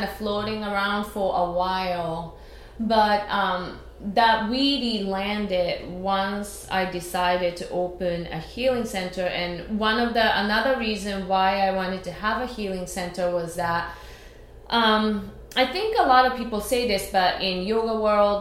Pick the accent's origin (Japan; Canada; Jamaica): Japan; born or raised there; first language Japanese; English is a second language; moved away as an adult; now in New York, United States